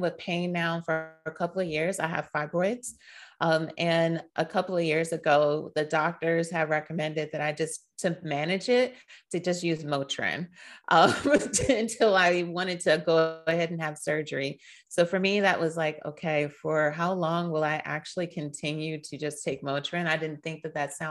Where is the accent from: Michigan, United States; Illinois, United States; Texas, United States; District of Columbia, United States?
District of Columbia, United States; Washington; I am originally born and raised in Washington, D.C. So a Washingtonian at heart